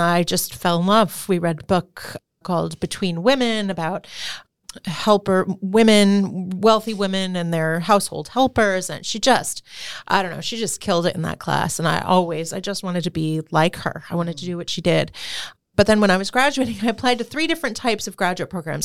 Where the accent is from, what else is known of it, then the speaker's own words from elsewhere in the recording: Hamden, Connecticut, United States; also born or lived in New Haven, Connecticut / New York City; I grew up in Hamden, Connecticut, and I was born Yale, New Haven Hospital.